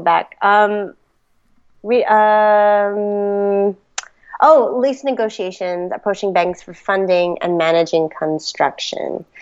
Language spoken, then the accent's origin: English; the Bay Area, California, United States; also born or lived in New York; now in Sacramento, United States; I grew up in the Bay